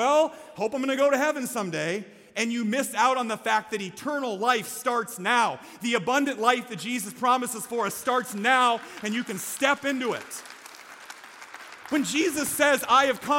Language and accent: English; Iowa, United States; I'm from Iowa